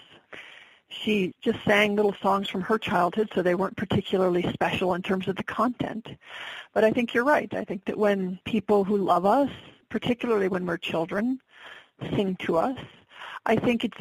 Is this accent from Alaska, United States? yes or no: yes; Alaska, United States; born and raised in Alaska